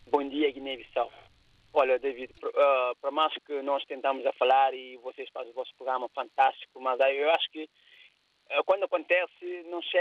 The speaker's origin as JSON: {"language": "Portuguese", "country": "Cape Verde", "tie": "born or raised there", "moved": "as an adult", "said": "Eu cheguei aqui com 31 anos de idade, David. Eu tenho uma noção de infraestrutura. Eu chego na minha terra, Cabo Verde, onde eu nasci e cresci, na zona que se chama Vargas da Companhia."}